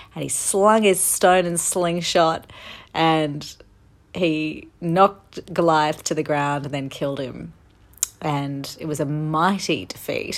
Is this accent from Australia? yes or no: yes; Australia; moved away as an adult; I am back in my home country of Australia, the land down under